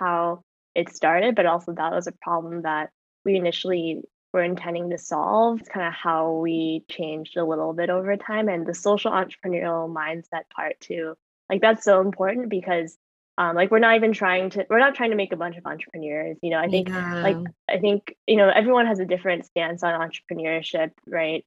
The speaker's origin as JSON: {"language": "English", "region": "Southern California", "country": "United States", "tie": "born or raised there", "also_born_or_lived": "Philadelphia", "moved": "as an adult", "said": "I'm from Southern California, grew up there my whole life."}